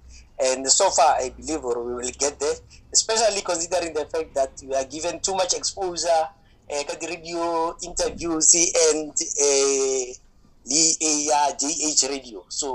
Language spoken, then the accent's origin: English; Koli Botlwane, North West, South Africa; I was born and bred in Koli Botlwane in Northwest, just after Hammanskraal.